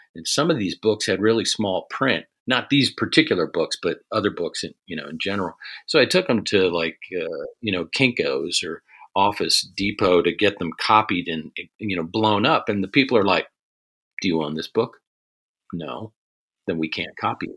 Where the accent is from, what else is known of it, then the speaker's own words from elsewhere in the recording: Cincinnati, Ohio, United States; moved away as an adult; also born or lived in Korea / Fort Campbell, Kentucky; I grew up outside of Cincinnati in Ohio